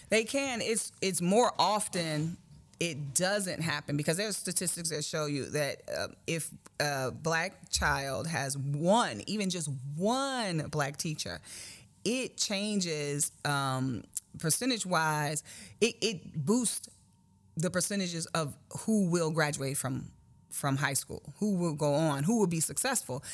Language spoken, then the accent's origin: English; Chicago, Illinois, United States; grew up on the South Side of Chicago